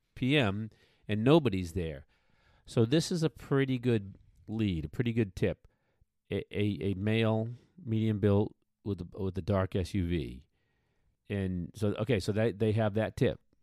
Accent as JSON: {"language": "English", "area": "just west of Boston", "region": "Massachusetts", "country": "United States", "tie": "born or raised there", "moved": "yes", "said": "In my home state of Massachusetts, out out west, you know, I grew up just west of Boston"}